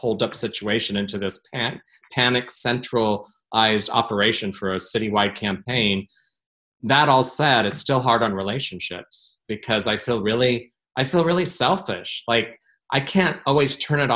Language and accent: English; Portland, Oregon, United States; my hometown